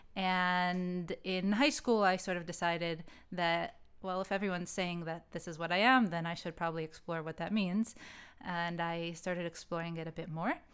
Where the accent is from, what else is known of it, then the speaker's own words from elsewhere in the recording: United States; When I grew up in the States, I grew up only in Ashkenazi schools